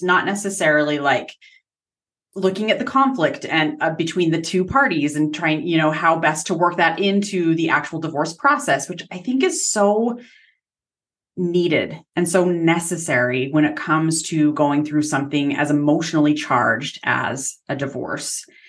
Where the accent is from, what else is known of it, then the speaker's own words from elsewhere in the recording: Utah, United States; I'm from Utah